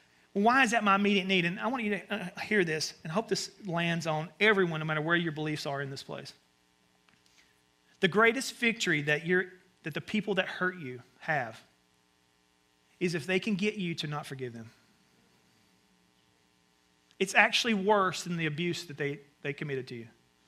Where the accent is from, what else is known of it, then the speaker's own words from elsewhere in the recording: the South, United States; And so I grew up in the South, and my mom would send me out to the woods, which is basically like a forest area.